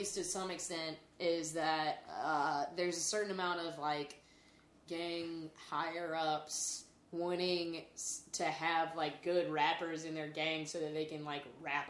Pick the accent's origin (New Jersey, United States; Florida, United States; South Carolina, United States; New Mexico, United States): South Carolina, United States; Lancaster; now in Chicago, United States; I was from Lancaster, South Carolina, and everybody called it LA.